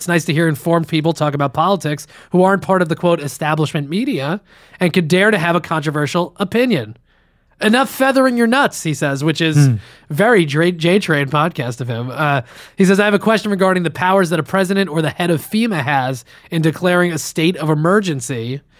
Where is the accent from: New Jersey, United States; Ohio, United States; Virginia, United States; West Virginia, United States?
New Jersey, United States; Westwood; where I grew up in Westwood.